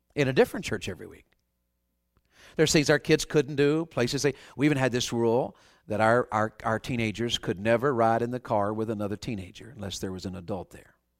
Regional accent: the South, United States; I was raised in the South, and, and Southerners sometimes are a little pigheaded about things.

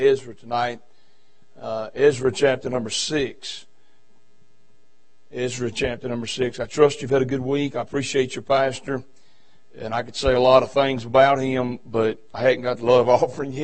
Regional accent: Virginia, United States; now in North Carolina, United States; I'm from Virginia. I live in North Carolina, but I just be known I'm a Virginian.

